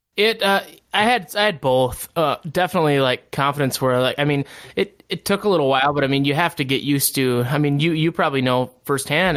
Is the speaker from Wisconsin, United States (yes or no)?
yes; Barron, Wisconsin, United States; I grew up in Barron, Wisconsin, and all of our families here